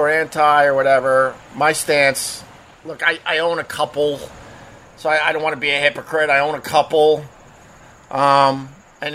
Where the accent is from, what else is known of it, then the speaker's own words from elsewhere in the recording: Long Island, New York, United States; Growing up on Long Island